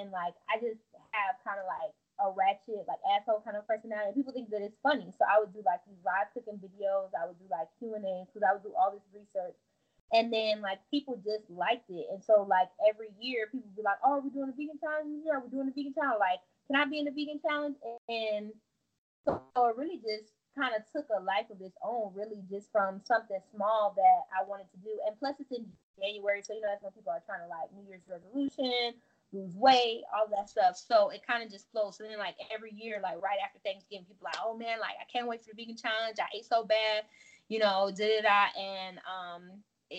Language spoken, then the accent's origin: English; Miami, Florida, United States; also born or lived in Tallahassee, Florida; now in Atlanta, United States; I'm from Florida. I'm from Miami, and I went to school in Tallahassee